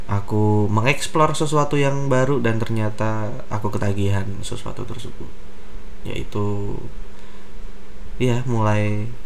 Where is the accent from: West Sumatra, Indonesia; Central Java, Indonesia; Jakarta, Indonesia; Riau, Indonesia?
Central Java, Indonesia; Sukoharjo; now in Solo, Indonesia; Aku asalnya dari Sukoharjo dan sekarang tinggal di Solo.